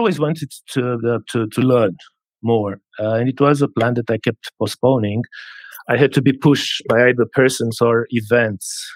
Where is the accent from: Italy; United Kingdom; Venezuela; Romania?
Romania; Piatra Neamț, Neamț County; English is a second language; moved away as an adult; also born or lived in Bucharest, Romania / Armidale, New South Wales, Australia; now in Northern Territory, Australia; I was born in Romania a very long time ago